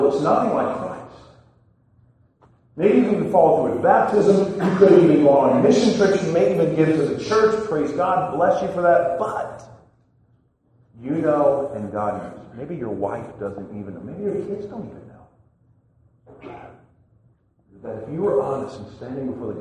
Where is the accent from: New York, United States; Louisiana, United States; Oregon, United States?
Louisiana, United States; Chalmette; I'm actually from New Orleans, Louisiana, Chalmette to be exact